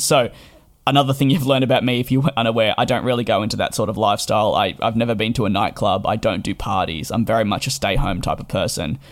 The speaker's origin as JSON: {"language": "English", "country": "Australia", "tie": "born or raised there", "moved": "as an adult", "lives_now": "London, United Kingdom", "said": "I did grow up in Australia and made the move in July of 2019 to London."}